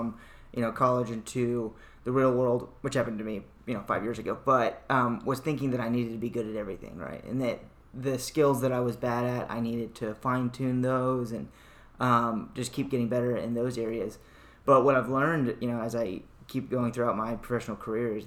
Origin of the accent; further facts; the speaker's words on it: Austin, Texas, United States; I'm from Austin